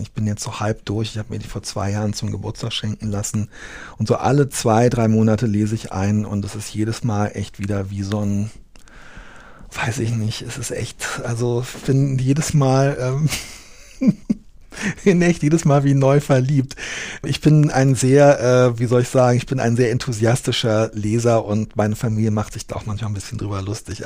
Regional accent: Berlin, Germany; moved away as an adult; also born or lived in Koblenz; ich habe in Berlin gelebt mit äh, kleinen Unterbrechungen, bis ich Ende, mit Ende 20 weggezogen bin.

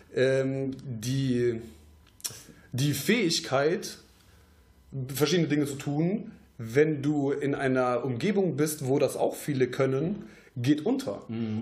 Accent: Troisdorf, North Rhine-Westphalia, Germany; wir kommen aus Troisdorf jetzt

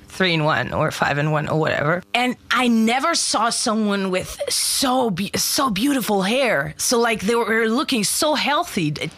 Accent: Germany; English is a second language; I'm born and raised in Germany

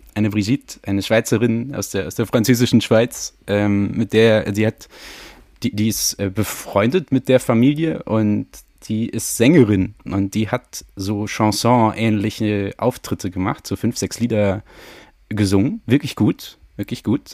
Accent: Franconia, Bavaria, Germany; bin ich ja …

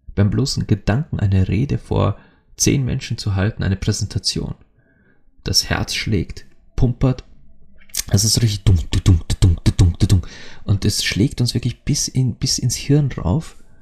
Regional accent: Austria; als Österreicher

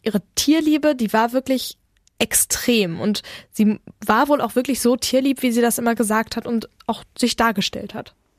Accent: Bergkamen, North Rhine-Westphalia, Germany; wir sind aus Bergkamen

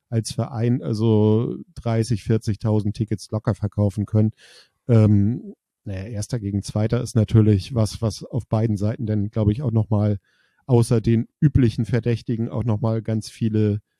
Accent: Kiel, Schleswig-Holstein, Germany; das ist nicht so, dass man als Kieler sagt, ja, wir finden das geil, so wie es ist.

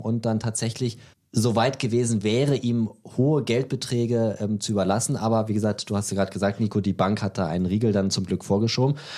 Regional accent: Berlin, Germany; Ich bin ja Berliner, da, da heißt es ja, ich wohne in Berlin, dann wohne ich auch in Berlin.

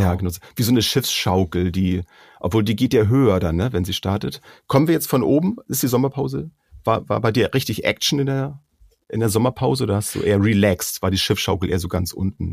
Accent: Schleswig-Holstein, Germany; wir kommen ja nur hier aus Schleswig-Holstein

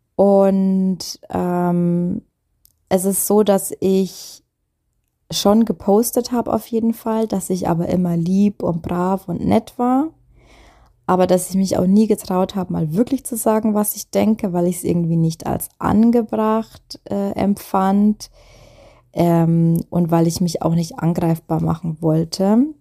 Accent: Germany; bei uns in Deutschland

